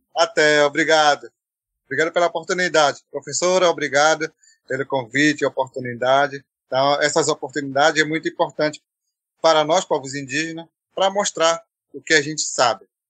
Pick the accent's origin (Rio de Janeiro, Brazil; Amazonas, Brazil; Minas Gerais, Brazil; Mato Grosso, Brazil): Amazonas, Brazil; São Gabriel da Cachoeira; now in Manaus, Brazil; Eu nasci numa comunidade chamada Mionhapitó, é, onde eu pertenço